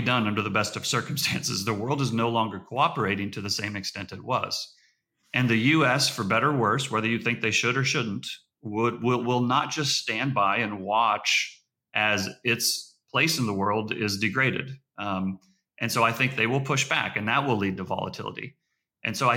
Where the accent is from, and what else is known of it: United States